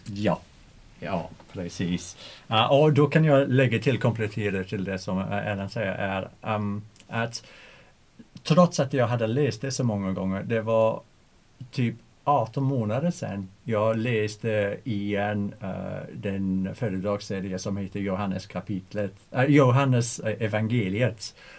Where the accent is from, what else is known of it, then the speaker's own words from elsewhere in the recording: England, United Kingdom; Swedish is a second language; moved away as an adult; now in Sweden; jag undervisar spanska i en svensk skola men jag är engelsman